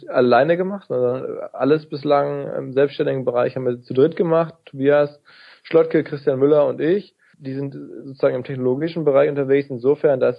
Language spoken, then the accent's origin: German; North Rhine-Westphalia, Germany; Radio Essen, NRZ, also im Ruhrgebiet, da wo ich herkomme.